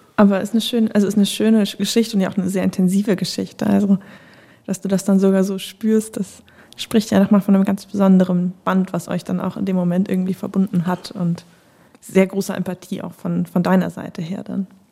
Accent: Northern Germany, Germany; ich bin in Deutschland äh, groß geworden

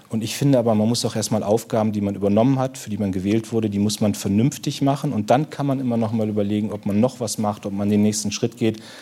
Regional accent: Munster, Lower Saxony, Germany; Also ich komme aus einer Soldatenfamilie, mein Heimatort ist gar nicht weit weg von Bremen, in Munster, der größte Heerestandort. Riesiger Heerestandort. Selbst habe nicht ja. gedient, aber ich bin mit der Bundeswehr groß geworden.

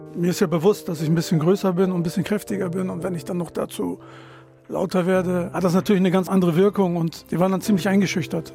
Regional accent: Delmenhorst, Lower Saxony, Germany; moved away as an adult; also born or lived in Bremen; now in Ritterhude, Germany; ich bin in Delmos geboren. In Delmos geboren und aufgewachsen

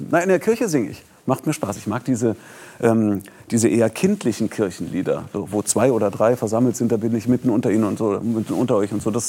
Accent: Bonn, North Rhine-Westphalia, Germany; ich bin ja in Bonn groß geworden, Äh, da habe ich meine ersten Opernerlebnisse im Stadttheater gehabt

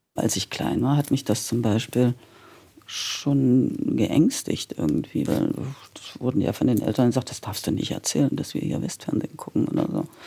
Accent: Halle, Saxony-Anhalt, Germany; Ich wollte jetzt nach Halle zurück, weil das war ja meine Heimatstadt.

